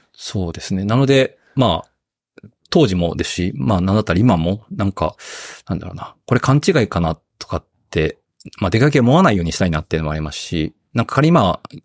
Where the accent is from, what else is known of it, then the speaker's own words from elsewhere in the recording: Okayama, Japan; moved away as an adult; also born or lived in Tokyo; 地元の岡山に戻りたい